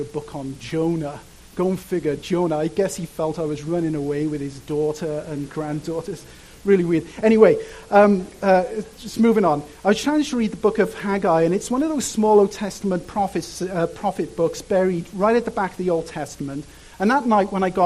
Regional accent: Cardiff, Wales, United Kingdom; moved away; I grew up in a place called Cardiff

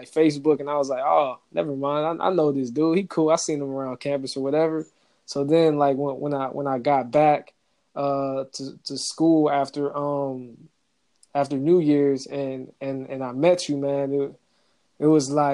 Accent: Georgia, United States; growing up in Georgia

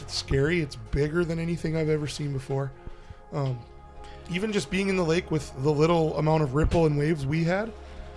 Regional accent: Lake Sakakawea, North Dakota, United States; I grew up on Sakakawea, right? Which is, what, 30 miles wide, right? It's the largest man-made lake in the United States.

